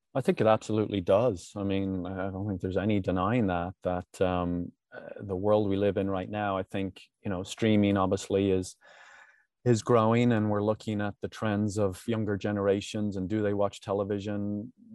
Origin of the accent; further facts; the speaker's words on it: Ireland; moved away; When I grew up in Ireland